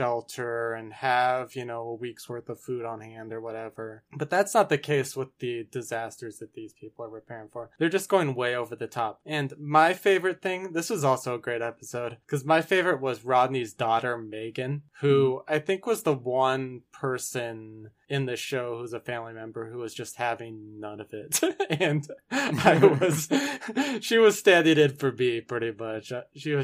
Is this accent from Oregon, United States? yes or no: yes; Oregon, United States; my home state of Oregon